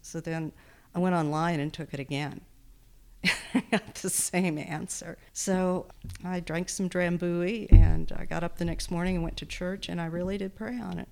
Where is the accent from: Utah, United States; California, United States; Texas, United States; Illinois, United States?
Texas, United States; also born or lived in Wisconsin; now in Bozeman, United States; I grew up in Texas, mostly, uh, Wisconsin and Texas, but mostly Texas. So that's where I say I'm from, and that's where my accent comes